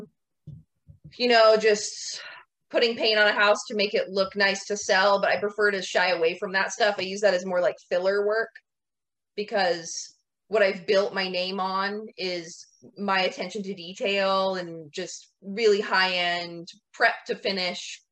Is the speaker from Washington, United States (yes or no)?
yes; Washington, United States; also born or lived in Florida; now in Hawaii, United States; I'm from Washington originally.